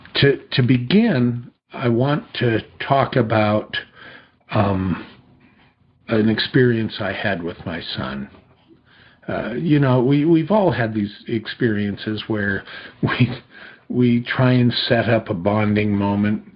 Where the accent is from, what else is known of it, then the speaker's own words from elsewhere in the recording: two miles from Disney Studios, California, United States; I had grown up just two miles from Disney Studios